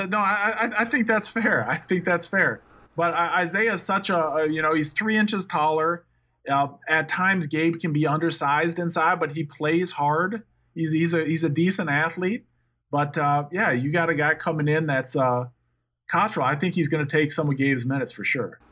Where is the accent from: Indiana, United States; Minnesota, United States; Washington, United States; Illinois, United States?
Minnesota, United States; moved away; I'm from Minnesota